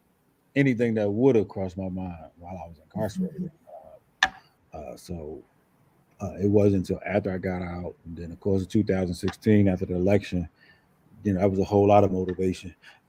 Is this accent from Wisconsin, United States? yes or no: no; Newark, New Jersey, United States; moved away; I'm from Newark, New Jersey.